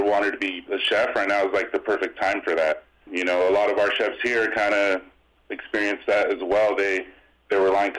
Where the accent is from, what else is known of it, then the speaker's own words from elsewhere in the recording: Escondido, California, United States; also born or lived in Las Vegas; I grew up around here in the Escondido area, Southern California